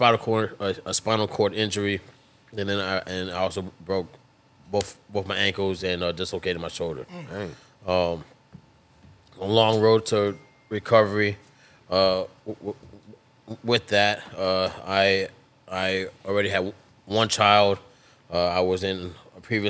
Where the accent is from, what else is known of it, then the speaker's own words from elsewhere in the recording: South Florida, United States; I am originally from South Florida.